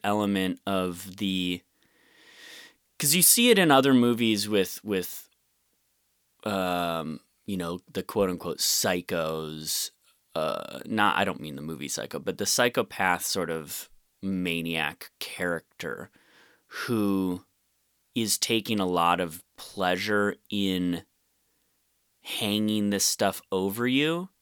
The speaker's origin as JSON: {"language": "English", "town": "Rochester", "country": "United States", "tie": "born or raised there", "said": "I grew up mostly in Rochester"}